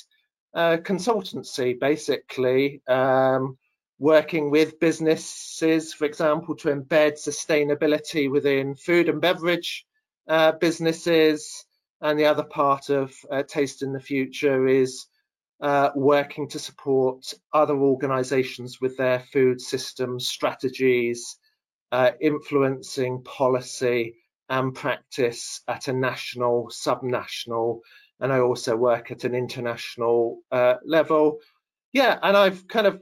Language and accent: English; Devon, South West England, United Kingdom; I grew up in the county of Devon, which is in the southwest part of England